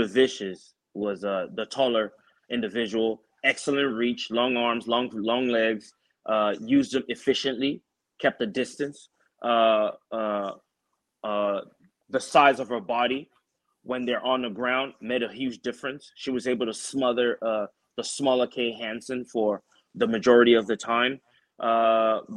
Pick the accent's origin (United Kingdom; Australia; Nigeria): Nigeria; moved away; when I was growing up in Nigeria